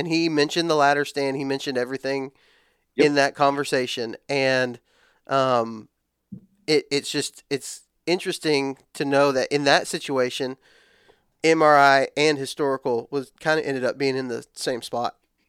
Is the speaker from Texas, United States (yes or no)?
yes; Texas, United States; I'm old enough, but I grew up in West Texas where ladder stands aren't really a thing.